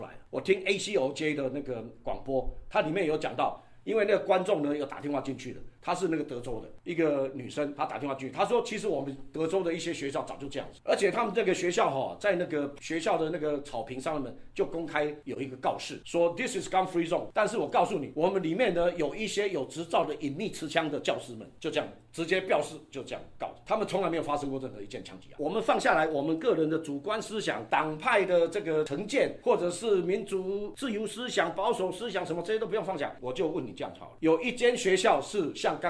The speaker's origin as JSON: {"language": "Chinese", "country": "Taiwan", "tie": "born or raised there", "said": "以前我们小时候只能玩水枪啊。我们台湾长大只能玩水枪哎"}